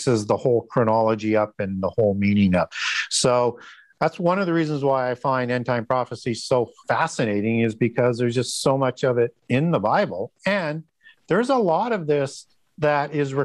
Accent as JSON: {"language": "English", "country": "Canada", "said": "I'm from Canada"}